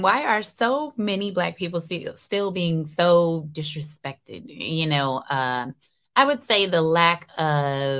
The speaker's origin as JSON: {"language": "English", "town": "Seattle", "region": "Washington", "country": "United States", "tie": "born or raised there", "said": "I was born and raised in Seattle"}